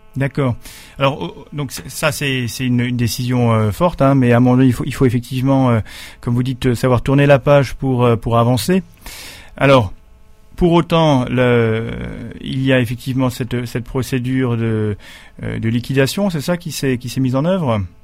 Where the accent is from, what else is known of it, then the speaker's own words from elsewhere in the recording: Alsace, Grand Est, France; chez nous, en Alsace